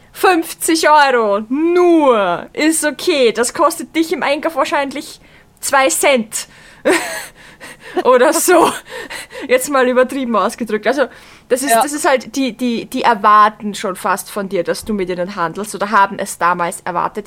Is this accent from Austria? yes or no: yes; Vienna, Austria; bei uns in Wien